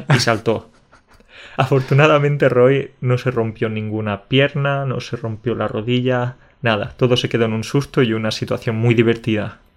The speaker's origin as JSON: {"language": "Spanish", "town": "Jaén", "region": "Andalusia", "country": "Spain", "moved": "as an adult", "lives_now": "Poland", "said": "yo soy del sur de España, en Andalucía"}